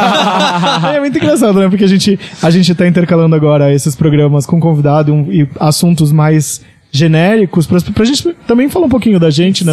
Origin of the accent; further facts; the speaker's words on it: Praia Grande, São Paulo, Brazil; also born or lived in Santos; eu sou de Santos, nasci em Santos, mas morei minha vida toda em Praia Grande, no litoral de São Paulo